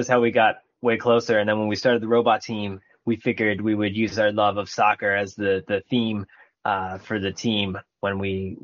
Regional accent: New Jersey, United States; I grew up in New Jersey. We both grew up in New Jersey.

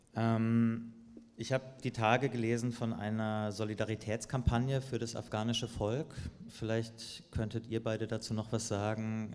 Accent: Germany; Wir als Deutschland, als Deutsche

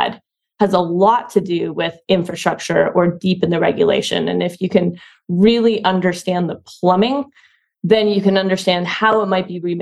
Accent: Ottawa, Ontario, Canada; now in San Francisco, United States; I'm from Ottawa, Canada originally

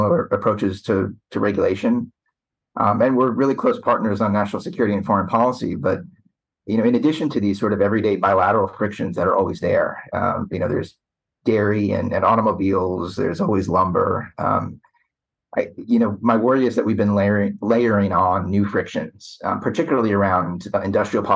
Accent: Long Island, New York, United States; moved away as an adult; also born or lived in Richmond, Virginia; now in Washington, DC, United States; I grew up in Long Island, New York

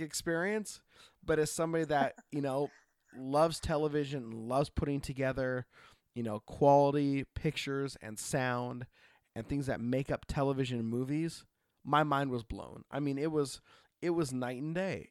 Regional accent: Oregon, United States; I grew up in Oregon

